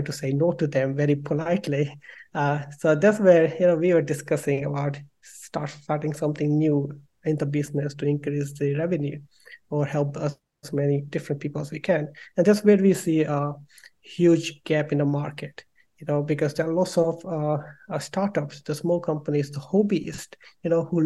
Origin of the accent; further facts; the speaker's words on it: India; moved away as an adult; now in London, United Kingdom; I'm from India and I did my bachelor in mechanical engineering over there